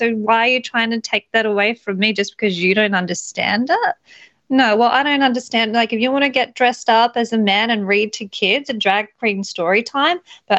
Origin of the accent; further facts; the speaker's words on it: Australia; they love me over there because obviously I'm an Aussie girl that loves guns, so, and freedom.